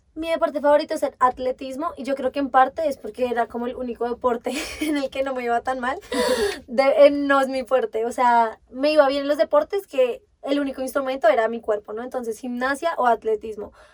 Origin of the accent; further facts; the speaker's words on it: Bogotá, Colombia; Yo sí he vivido toda mi vida acá en Bogotá, o sea, nací en Bogotá, crecí en Bogotá, sigo en Bogotá